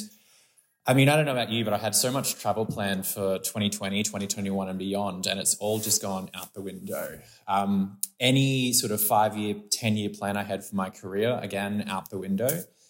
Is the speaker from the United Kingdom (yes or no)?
no; Brisbane, Queensland, Australia; now in Sydney, Australia; I'm from Queensland, from Brisbane